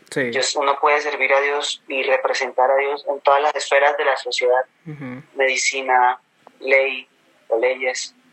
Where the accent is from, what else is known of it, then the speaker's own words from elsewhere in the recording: Caribbean Region, Colombia; accent: neutral; Entonces mi acento es neutro porque soy costeño